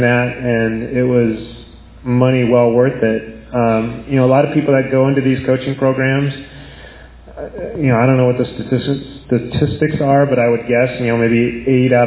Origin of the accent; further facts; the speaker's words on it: Bay Area, California, United States; I'm from the Bay Area